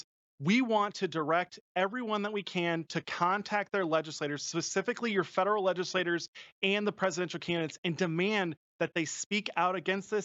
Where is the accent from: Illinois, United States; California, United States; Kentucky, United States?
Illinois, United States; my home state of Illinois